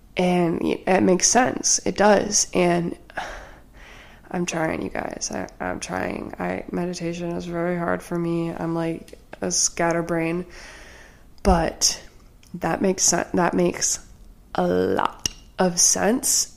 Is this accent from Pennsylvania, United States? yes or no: no; Wisconsin, United States; I'm from Wisconsin